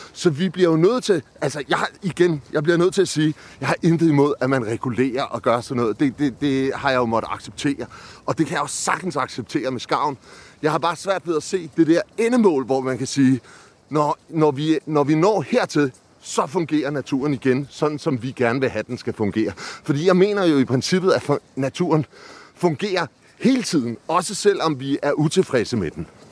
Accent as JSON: {"language": "Danish", "area": "Amager", "region": "Capital Region of Denmark", "country": "Denmark", "said": "jeg kommer fra Amager"}